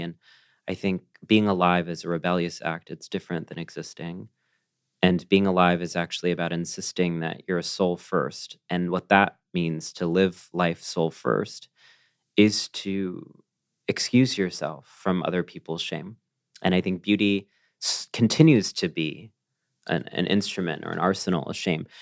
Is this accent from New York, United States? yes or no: no; College Station, Texas, United States; the parts of me that are proud of being a Texan are the parts of me that are part of that legacy of dissent